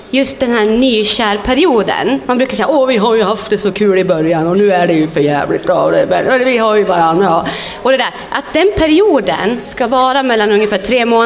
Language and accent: Swedish; Flöda, Sweden; born there; Apropå Pågen, jag är född i Flöda.